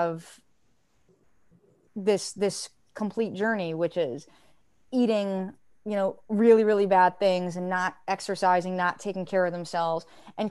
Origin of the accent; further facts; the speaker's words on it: United States; I'm American too